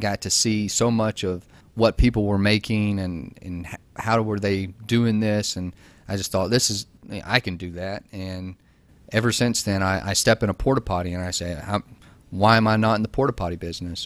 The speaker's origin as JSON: {"language": "English", "region": "Georgia", "country": "United States", "said": "I'm from Georgia. I went to Georgia Tech"}